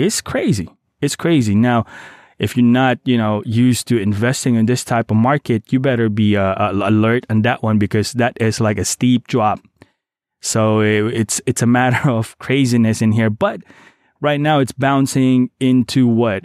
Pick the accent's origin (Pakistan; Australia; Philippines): Philippines; Davao City, Davao Region; moved away; my hometown, Davao City